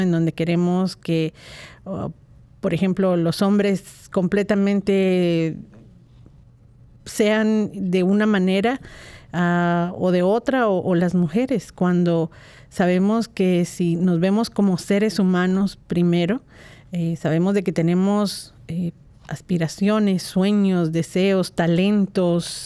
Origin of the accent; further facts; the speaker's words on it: Guatemala; pensaba mucho en las Navidades de mi niñez y eh, cómo, las vivía eh, en, Guatemala